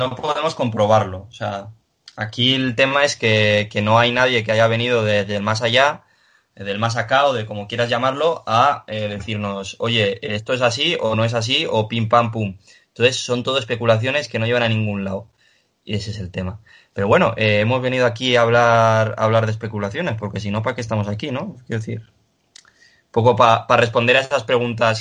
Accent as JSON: {"language": "Spanish", "town": "Pamplona", "region": "Navarre", "country": "Spain", "said": "que soy de aquí, de, bueno, yo soy de Iruña"}